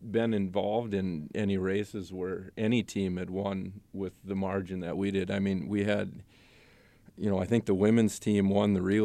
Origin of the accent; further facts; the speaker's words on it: Royalton, Minnesota, United States; now in Randall, United States; Little Falls. Royalton, actually. I went to high school in Little Falls and live in Randall now.